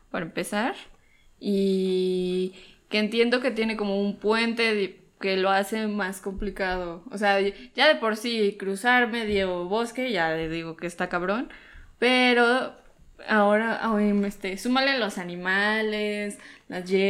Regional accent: Cholula, Puebla, Mexico; also born or lived in Veracruz; Pues yo nací en Veracruz, pero. soy orgullosamente cholulteca.

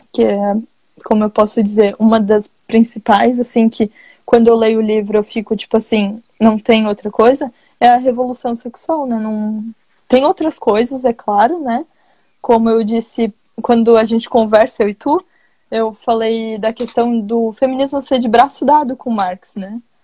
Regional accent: Santa Catarina, Brazil; Eu sou catarinense.

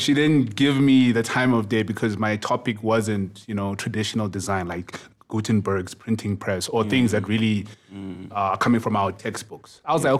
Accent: Kokstad, KwaZulu-Natal, South Africa; also born or lived in Durban; I was coming from Kokstad

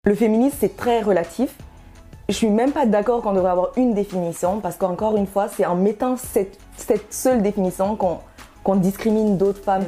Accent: Canada; also born or lived in Guinea; Je suis d'origine guinéenne, mais ça fait, euh, vingt, vingt-et-un ans que je suis en, au Canada. Donc, je suis canadienne et guinéenne

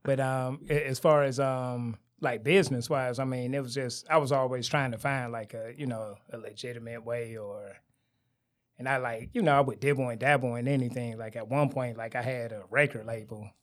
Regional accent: Detroit, Michigan, United States; born or raised there; also born or lived in Garden City

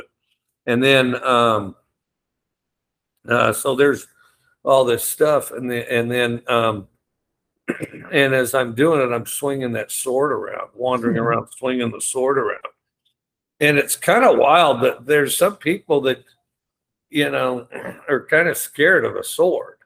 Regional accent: Cody, Wyoming, United States; moved away; also born or lived in Valdosta, Georgia; Cody, Wyoming's a tourist town that has ranching, and it's near Yellowstone National Park, and I'm from Cody

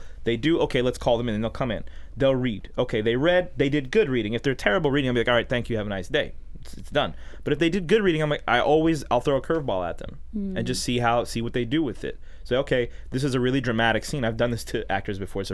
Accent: Los Angeles, California, United States; I'm from L.A., born and raised in L.A. My parents are from Jordan

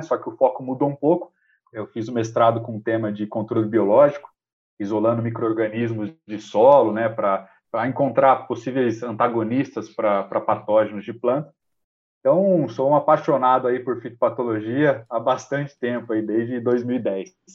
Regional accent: São José do Rio Preto, São Paulo, Brazil; eu sou paulista, né? Eu sou natural de São José do Rio Preto

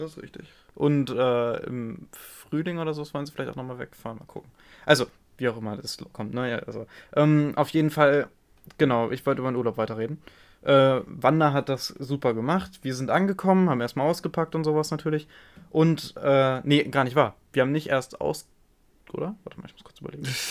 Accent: Germany; mein, mein Heimatland

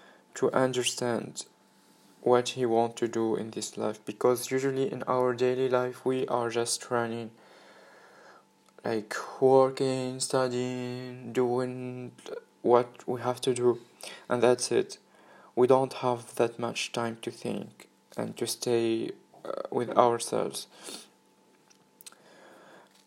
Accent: Tunisia; moved away as an adult; I'm from Tunisia, and 3 months ago I decided to go in a new experience in other country

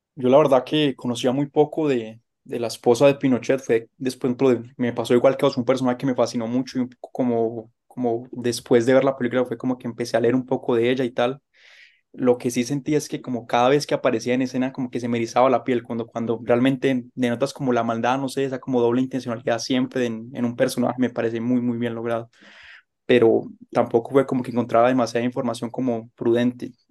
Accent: Colombia; como colombiano

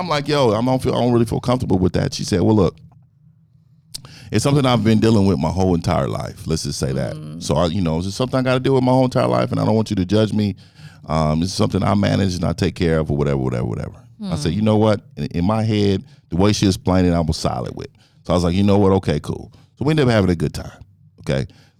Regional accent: Frisco, Texas, United States; And I'm from Frisco.

